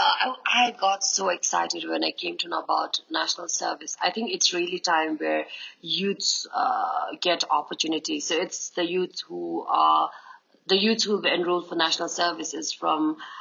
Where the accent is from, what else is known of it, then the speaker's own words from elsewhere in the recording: Bhutan; I'm from Bhutan.